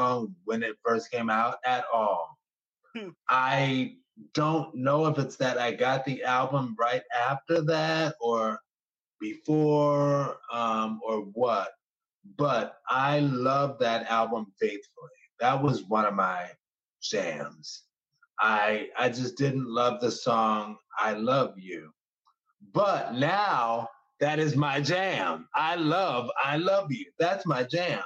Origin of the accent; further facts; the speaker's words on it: New Orleans, Louisiana, United States; I have to represent my area. And I'm from Gentilly